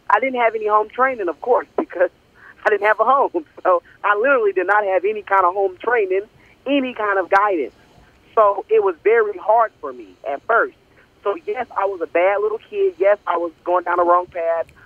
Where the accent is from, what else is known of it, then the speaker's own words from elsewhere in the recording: Oklahoma City, Oklahoma, United States; also born or lived in Texas; born and raised. Uh, I've lived in Texas and uh, yes, I'm from Oklahoma, and I love it. You know, it's one of the best states out there. It's the heartland.